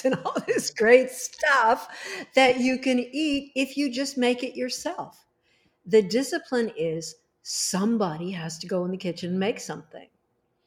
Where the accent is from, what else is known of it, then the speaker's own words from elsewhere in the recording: Los Angeles, California, United States; I was born there in Hollywood